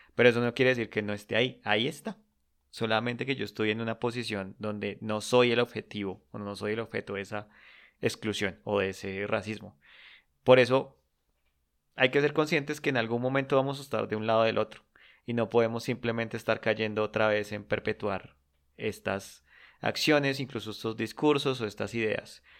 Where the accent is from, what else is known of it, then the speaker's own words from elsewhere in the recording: Colombia; yo como colombiano